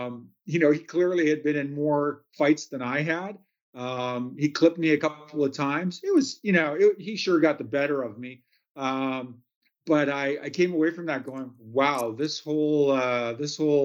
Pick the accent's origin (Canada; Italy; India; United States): Canada; Kamloops, British Columbia; Main Street of Kamloops, British Columbia. That was my hometown.